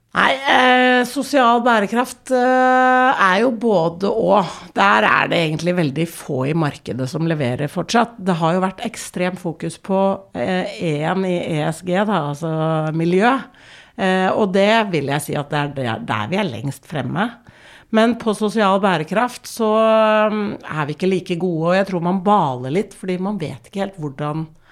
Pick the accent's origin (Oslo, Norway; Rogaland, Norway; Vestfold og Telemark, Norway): Oslo, Norway; vi er fra Oslo vest. Ja. Eh, men vi er jo vokst opp med en mor som er fra Israel